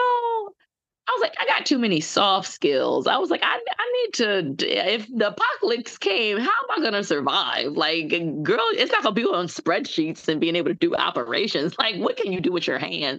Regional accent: New York City, New York, United States; also born or lived in St. Thomas, U.S. Virgin Islands (family); I'm a Bronx native. I was born and raised in the Bronx, lived upstate for a little bit

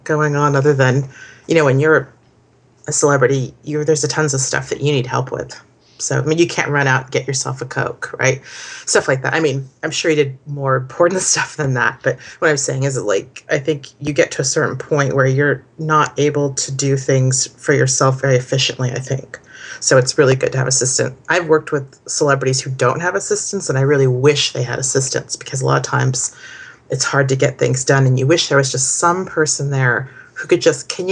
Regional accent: Santa Cruz, California, United States; I'm from Santa Cruz, California. It's kind of where I grew up.

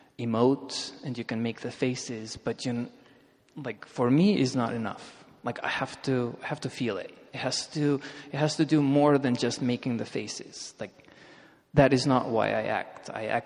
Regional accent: Russia; And one thing you have to understand is I grew up in Soviet Russia.

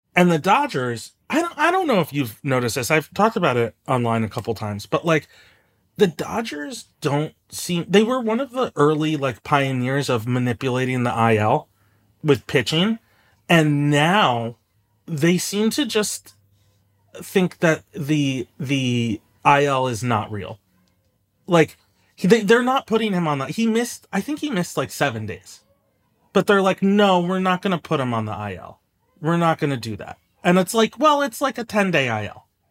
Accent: Bethesda, Maryland, United States; I'm from Bethesda

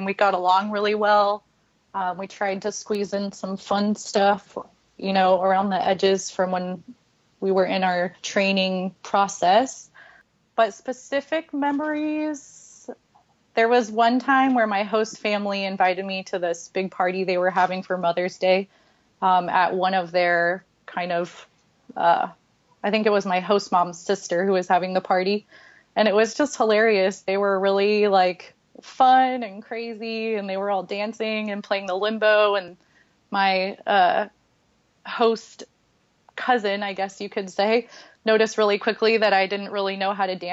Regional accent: San Diego, California, United States; moved away; also born or lived in Colorado / Guatemala; I'm born and raised in San Diego, California

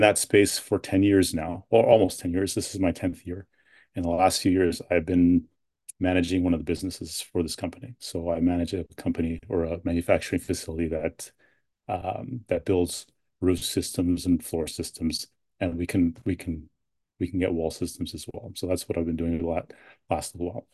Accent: London, Ontario, Canada; also born or lived in Edmonton, Alberta / Toronto / United States; now in near Ottawa, Canada; grew up most mostly in, in London, Ontario

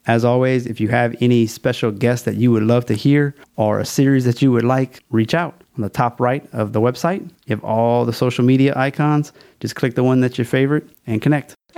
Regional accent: Louisiana, United States; also born or lived in China; It's my home state

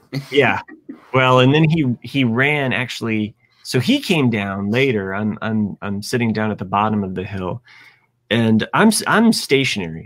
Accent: Ohio, United States; moved away; also born or lived in Indiana; I root for Ohio State because that is my home state.

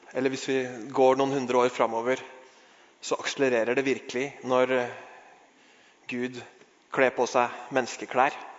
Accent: Norway; vi er fra Norge

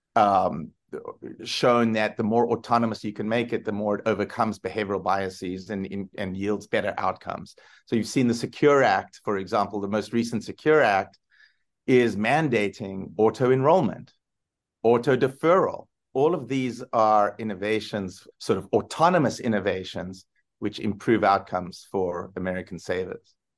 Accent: South Africa; moved away; I grew up in South Africa

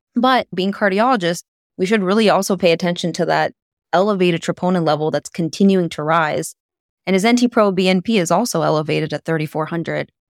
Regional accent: Pittsburgh, Pennsylvania, United States; now in Sayre, United States; my hometown of Pittsburgh, Pennsylvania

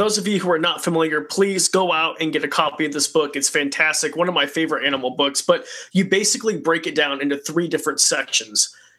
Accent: Idaho, United States; So I grew up in the middle of nowhere in Roby Creek, Idaho.

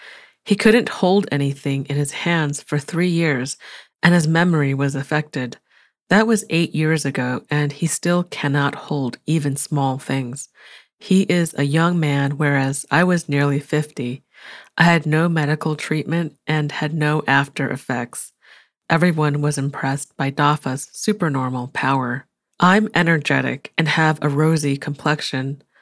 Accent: Jilin, China; I cleaned the wound and then drove 500 kilometers, 310 miles, from Dalian to my hometown in Jilin.

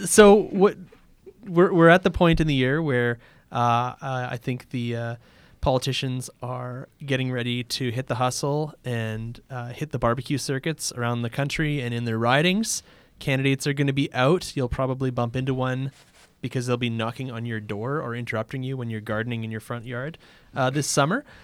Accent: Canada; as a Canadian

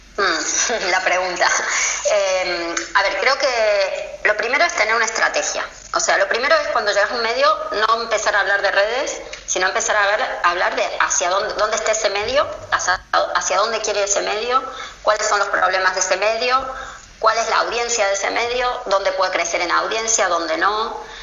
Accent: Argentina; now in Spain; cuando viene de Argentina a España

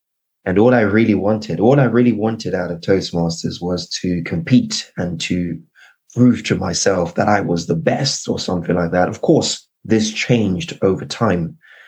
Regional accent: Zimbabwe; accent: British; also born or lived in United Kingdom; was born in the UK, but I've got mixed ancestry. My father is Nigerian. My mother is Zimbabwean. I grew up in Zimbabwe, but I had a long, complicated Nigerian name and a British accent.

